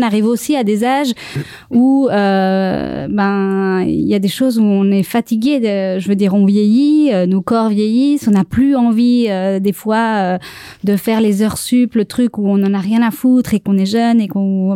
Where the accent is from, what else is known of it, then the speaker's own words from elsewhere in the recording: Switzerland; on est en Suisse et qu'on est un pays protestant